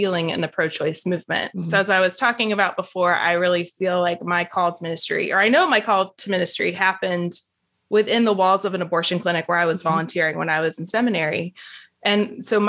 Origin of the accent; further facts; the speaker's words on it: Georgia, United States; now in Raleigh area, North Carolina, United States; I grew up in Georgia